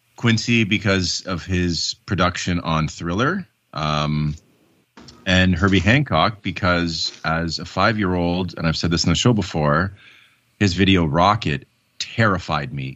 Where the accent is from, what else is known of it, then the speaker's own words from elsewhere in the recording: Canada; my citizenship as a Canadian